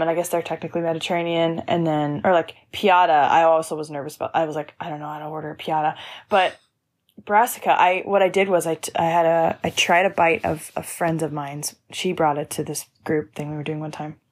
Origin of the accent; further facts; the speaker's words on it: Lawrenceville, Georgia, United States; I grew up outside of Atlanta, Georgia, about, like, forty-five minutes from downtown